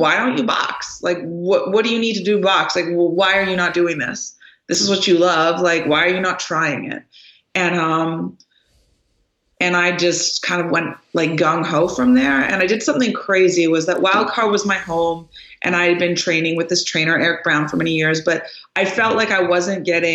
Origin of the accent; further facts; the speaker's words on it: Canada; moved away; also born or lived in Los Angeles, United States / Lubbock, Texas, United States; I'm Canadian, but, I lived in LA for many years. And so it was really a culture shock for me coming from Canada